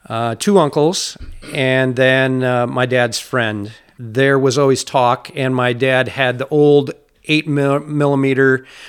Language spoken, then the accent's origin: English; Fall Creek, Wisconsin, United States; Upbringing here in the Chippewa Valley. I graduated from Fall Creek High School in 1989.